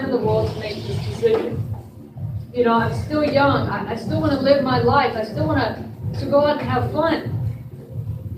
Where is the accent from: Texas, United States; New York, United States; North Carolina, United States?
North Carolina, United States; I was raised on the East Coast, North Carolina, the Bible Belt